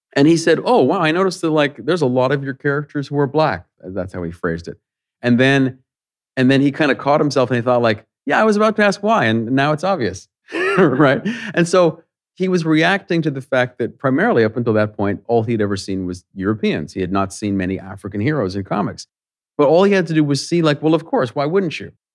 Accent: Canada; I'm a Canadian

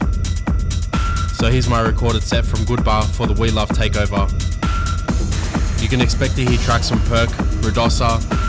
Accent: Sydney, New South Wales, Australia; my hometown in Sydney

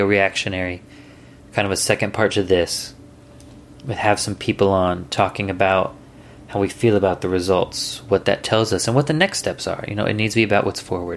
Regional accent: United States; I'm American

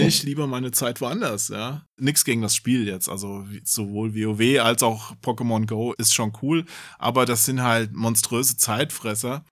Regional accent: Hesse, Germany; bei uns in Hessen

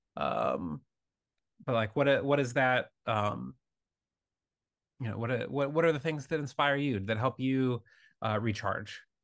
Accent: Michigan and Wisconsin, Midwest, United States; moved away; i'm from uh michigan and wisconsin for 24 years of my life

